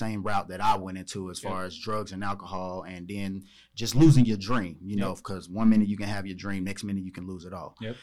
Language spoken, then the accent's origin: English; Charleston, West Virginia, United States; now in Charlotte, United States; I'm from Charleston, West Virginia